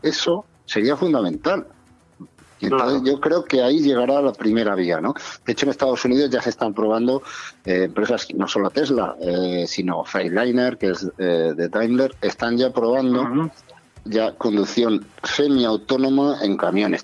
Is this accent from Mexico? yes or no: no; Zamora, Castile and León, Spain; la, carretera de mi pueblo, en Zamora